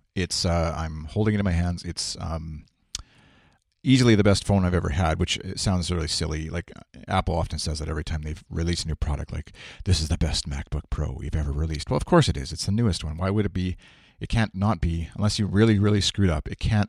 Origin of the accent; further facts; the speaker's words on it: Saskatoon, Saskatchewan, Canada; I'm Canadian. I'm from Saskatchewan, Saskatoon, in the middle of Canada.